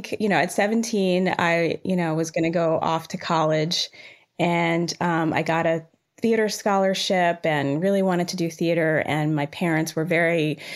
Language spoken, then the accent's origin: English; Rockville, Maryland, United States; also born or lived in Jamaica; I was born in Jamaica, but I was raised in Rockville, Maryland